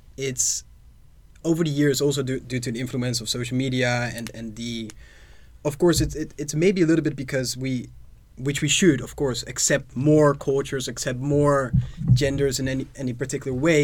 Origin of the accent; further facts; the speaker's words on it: Netherlands; I am from the Netherlands